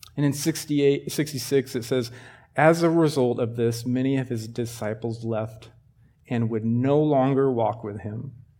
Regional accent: Sheridan, United States; I grew up in Sheridan

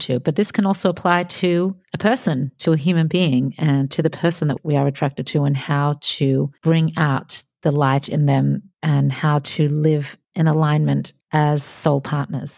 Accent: Australia; We're both Australian, actually, Jackie

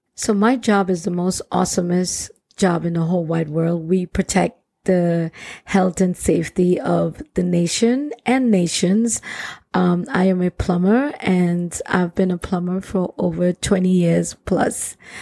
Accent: Trinidad & Tobago; I grew up in Trinidad and Tobago, which is one of the most beautiful Caribbean islands ever

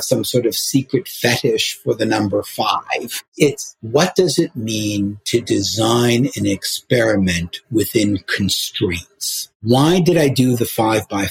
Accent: Chicago, Illinois, United States; I grew up in Hyde Park in Chicago

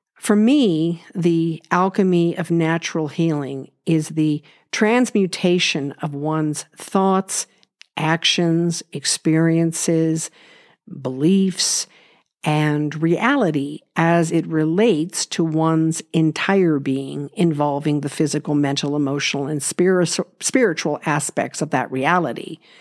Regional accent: Los Angeles, California, United States; I was born in Los Angeles and grew up in an unconventional family

